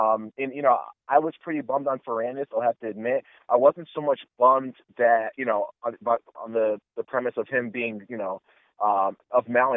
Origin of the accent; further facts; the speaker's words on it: United States; I'm American born and raised